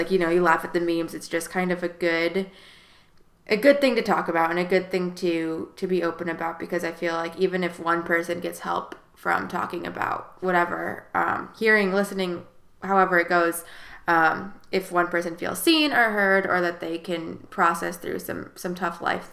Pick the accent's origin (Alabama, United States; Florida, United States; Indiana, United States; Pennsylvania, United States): Indiana, United States; South Bend; now in Wilmington, United States; I'm from South Bend, Indiana